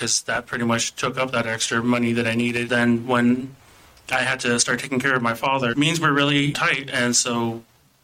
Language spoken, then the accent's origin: English; Phoenix, Arizona, United States; moved away as an adult; now in Portland, United States; I grew up in Phoenix, Arizona